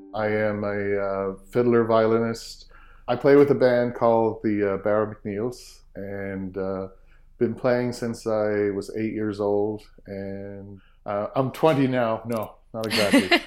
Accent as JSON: {"language": "English", "town": "Sydney Mines", "region": "Nova Scotia", "country": "Canada", "tie": "born or raised there", "said": "growing up in Sydney Mines, we had a piano at the house"}